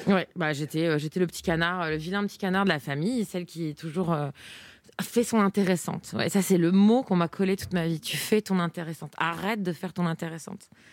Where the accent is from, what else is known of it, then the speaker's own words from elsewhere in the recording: eastern France, Grand Est, France; je viens de l'Est de la eh France